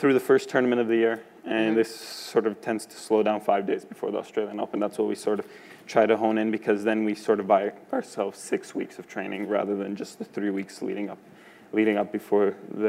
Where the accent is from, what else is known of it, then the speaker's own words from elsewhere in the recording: Canada; being successful as a Canadian